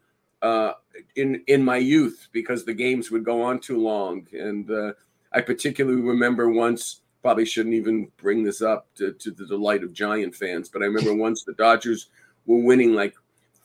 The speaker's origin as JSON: {"language": "English", "town": "Los Angeles", "region": "California", "country": "United States", "said": "We're from Los Angeles"}